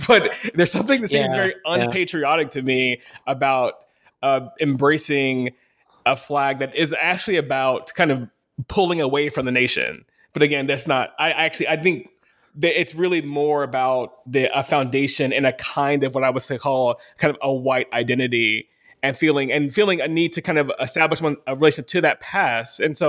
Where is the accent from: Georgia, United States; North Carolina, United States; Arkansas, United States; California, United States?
Arkansas, United States; growing up in Arkansas and seeing Confederate flags pretty regularly, especially on people's cars